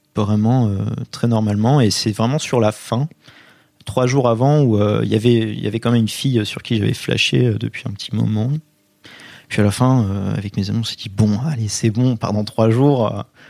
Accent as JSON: {"language": "French", "town": "Poitiers", "region": "Nouvelle-Aquitaine", "country": "France", "said": "je viens de Poitiers"}